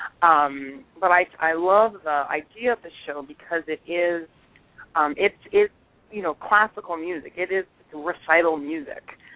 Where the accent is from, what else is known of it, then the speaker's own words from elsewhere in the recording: the South, United States; moved away; growing up in the South